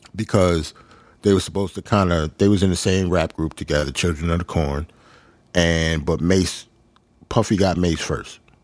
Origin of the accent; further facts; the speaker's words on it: New York City, New York, United States; I'm a New Yorker